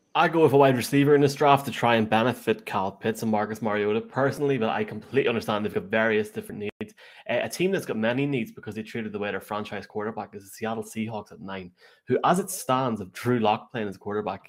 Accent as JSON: {"language": "English", "country": "Ireland", "said": "As an Irishman"}